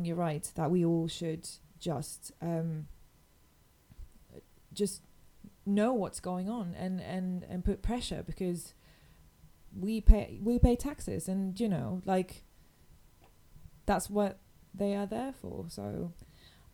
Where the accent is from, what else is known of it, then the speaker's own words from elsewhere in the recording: Mexico; now in London, United Kingdom; I grew up in Mexico, and like, my heart is